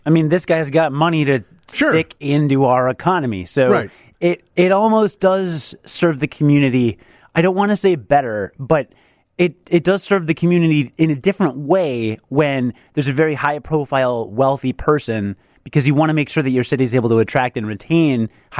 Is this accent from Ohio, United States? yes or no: no; Chicago, Illinois, United States; the thing about living in Chicago is, you know, as a Chicagoan, crime plummets when it's cold out.